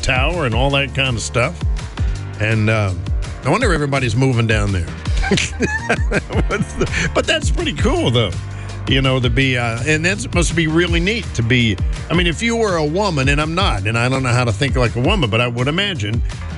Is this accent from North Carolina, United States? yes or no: yes; Greensboro, North Carolina, United States; moved away as an adult; now in Hudson Valley, United States; my hometown